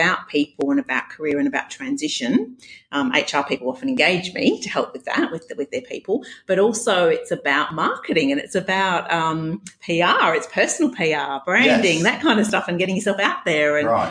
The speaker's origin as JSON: {"language": "English", "region": "Western Australia", "country": "Australia", "tie": "born or raised there", "also_born_or_lived": "Scotland", "accent": "Scottish Australian blend", "said": "I had a Scottish Australian kind of blend."}